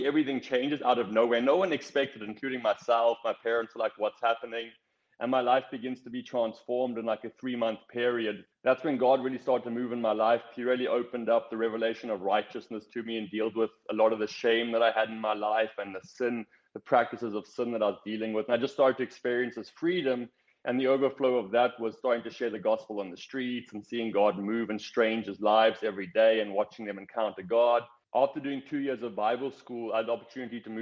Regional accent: South Africa; moved away as an adult; I grew up in South Africa.

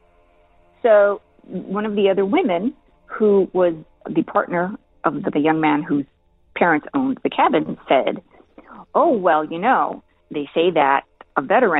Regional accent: El Paso, Texas, United States; I was born and raised in El Paso, Texas

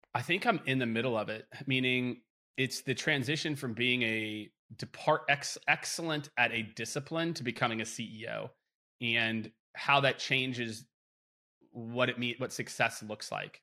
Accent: Midwest, United States; growing up in the Midwest

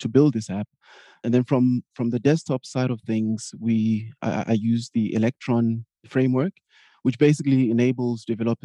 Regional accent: Johannesburg, Gauteng, South Africa; moved away as an adult; now in Berlin, Germany; I'm originally from Johannesburg, South Africa, sunny SA, as we like to call it, but currently living in Berlin, Germany.

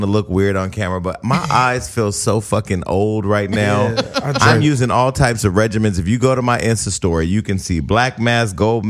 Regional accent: the Bay Area, California, United States; I'm from the Bay Area

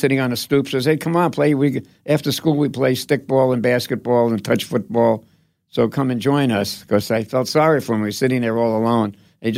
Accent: New York City, New York, United States; moved away; I was brought up in the Bronx

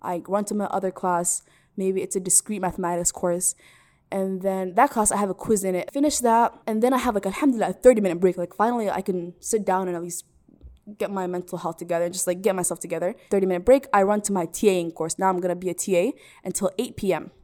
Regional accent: Minneapolis, Minnesota, United States; also born or lived in Salalah, Oman; I am from Minneapolis, recording this from Minneapolis right now. I was born here. raised here

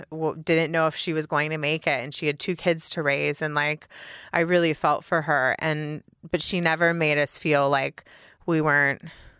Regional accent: Mississippi, United States; born there; So I was born in Mississippi, and then we moved all over the South.

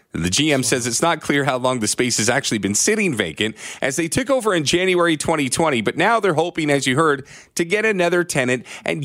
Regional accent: Ontario, Canada; I was growing up in Ontario

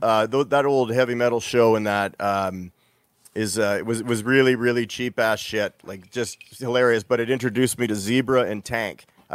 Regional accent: Winnipeg, Manitoba, Canada; There was a show growing up in Winnipeg that we only got west of the Red River.

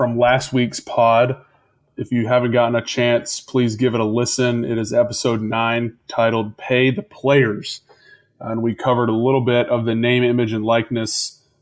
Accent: Atlanta, Georgia, United States; us growing up in Atlanta

